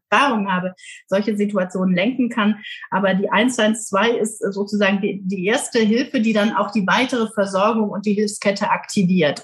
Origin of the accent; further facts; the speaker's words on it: Trier, Rhineland-Palatinate, Germany; now in South Westphalia, Germany; Ich bin gebürtig in Trier, also in der ältesten Stadt Deutschlands